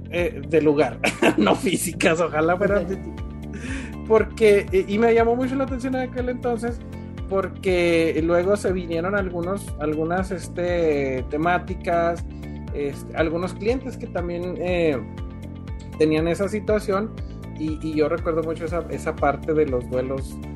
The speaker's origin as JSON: {"language": "Spanish", "region": "Durango", "country": "Mexico", "moved": "yes", "said": "Yo venía de un, de un lugar de Durango. Este, para empezar, mi acento no era el de acá."}